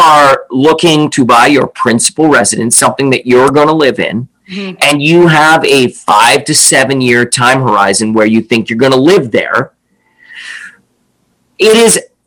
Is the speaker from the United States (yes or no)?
no; Canada; also born or lived in Lions Bay / East Vancouver; now in Vancouver, Canada; I'm Canadian